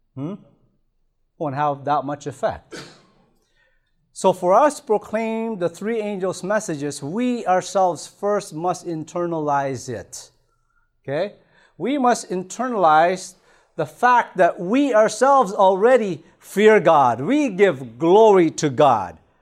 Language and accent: English; Toronto, Ontario, Canada; moved away; I remember being back in Toronto, I grew up in Toronto